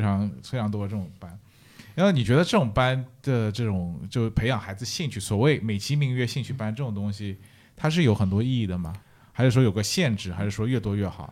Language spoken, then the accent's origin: Chinese; Shanghai, China; now in Netherlands; 我是上海人